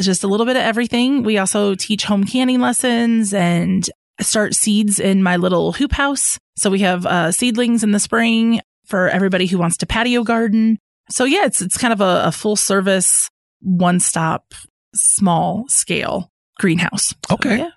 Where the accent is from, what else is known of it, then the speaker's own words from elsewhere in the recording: Ames, Iowa, United States; moved away as an adult; now in Fayetteville, United States; I am originally from Ames, Iowa, and I moved down to Fayetteville for a career opportunity the winter of 2014.